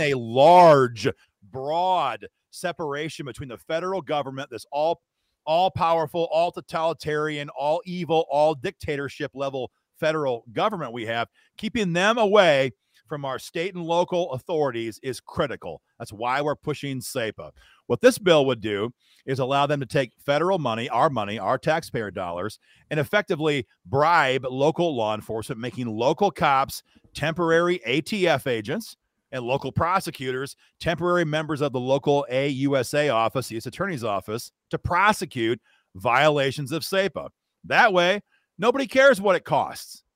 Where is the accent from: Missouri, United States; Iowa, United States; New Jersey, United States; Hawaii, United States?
Iowa, United States; my home state of Iowa